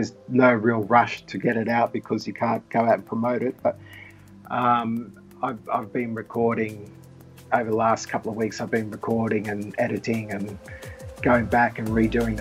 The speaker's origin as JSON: {"language": "English", "town": "Sydney", "region": "New South Wales", "country": "Australia", "moved": "as an adult", "lives_now": "Japan", "said": "We're both from Sydney, and we're both similar ages"}